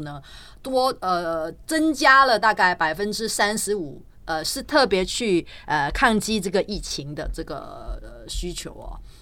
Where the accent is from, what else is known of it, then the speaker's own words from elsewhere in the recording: Singapore; 我们，呃，新加坡政府